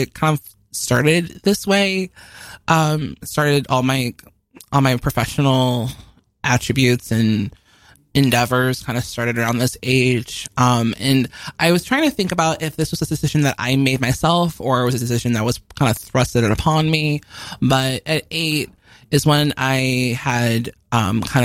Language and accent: English; Chicago, Illinois, United States; we grew up in Chicago. I lived on the very far north side of Chicago until I was about 3 and then moved to the very far south of Chicago